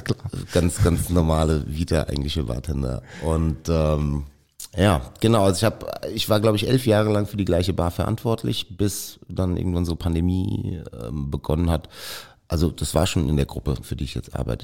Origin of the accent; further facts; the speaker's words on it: Mainz, Rhineland-Palatinate, Germany; ich bin in Mainz geboren und ich bin mit Riesling sozialisiert worden